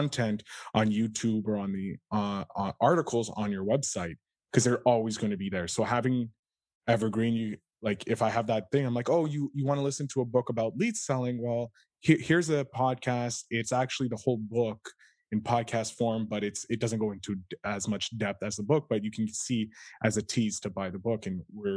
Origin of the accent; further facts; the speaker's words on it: Canada; I come from Canada of humble beginnings